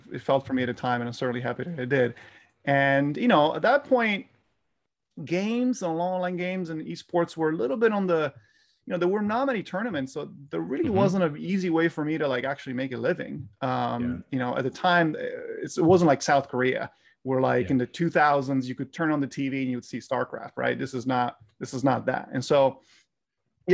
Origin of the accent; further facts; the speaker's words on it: Italy; moved away as an adult; now in Los Angeles, United States; I was born and raised in Italy for 20 years before moving now to Los Angeles